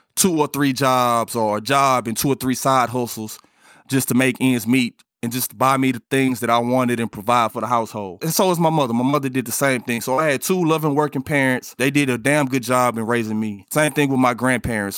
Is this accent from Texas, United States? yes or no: yes; Port Arthur, Texas, United States; moved away as an adult; now in Houston, United States; where I come from, I come from Port Arthur. It's not nothing glamorous out there, and I lived in the projects